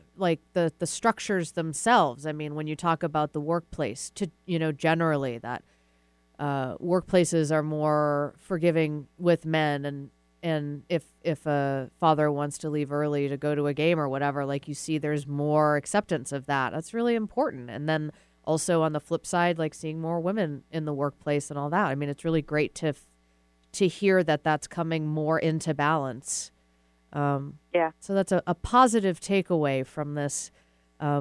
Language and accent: English; Massachusetts, United States; moved away; I'm from Massachusetts, so I've got a lot of family up there